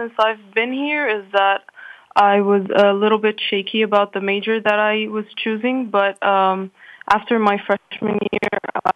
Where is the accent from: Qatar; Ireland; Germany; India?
Qatar; also born or lived in Egypt; But I was born and raised in Qatar, so I consider it my home